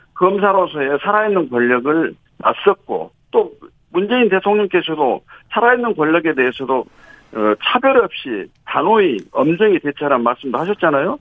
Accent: Honam, South Korea

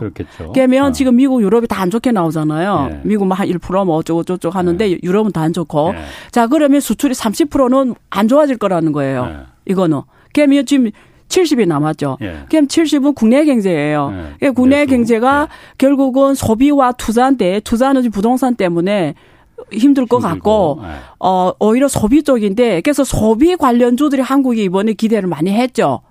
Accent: China; now in South Korea; 제가 중국 국적자라고

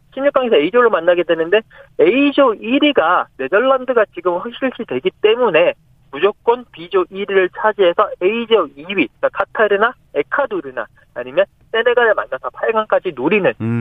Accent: South Korea; 나는 한국이다

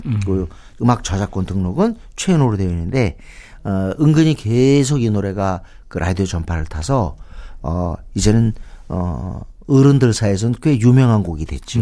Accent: Seoul, South Korea; 저는 어렸을 때부터 여기 살았잖아요. 서울에

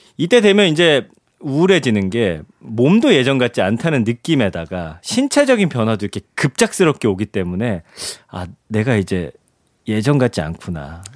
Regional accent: Daejeon, South Korea; 제가 이제 대전 출신이잖아요

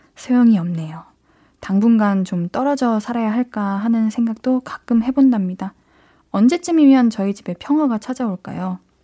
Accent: Gyeonggi Province, South Korea; 저는요, 경기도인데요.

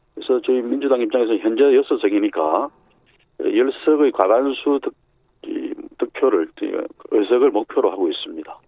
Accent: Busan, South Korea; moved away as an adult; also born or lived in Seoul; 제 고향이 부산이니까

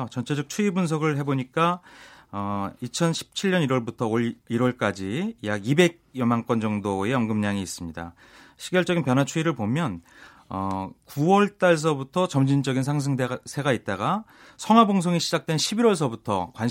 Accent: Pyeongchang, Gangwon, South Korea; 꼭잘 되었으면 작게는 저희 고향서부터 더

